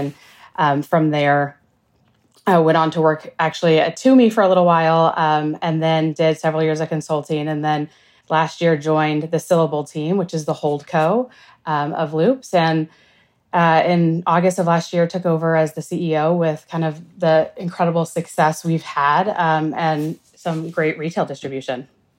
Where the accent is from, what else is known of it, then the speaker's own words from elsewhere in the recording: West Coast, United States; now in New York City, United States; So I'm in New York City now, and I've been here almost 20 years, but I was born and raised on the West Coast